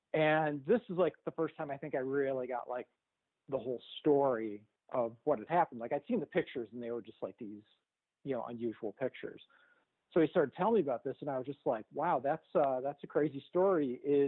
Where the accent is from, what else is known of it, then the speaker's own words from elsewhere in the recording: outside Chicago, Illinois, United States; first language English; moved away; when I was a kid growing up outside Chicago, I used to go down to my uncle's photo studio in the city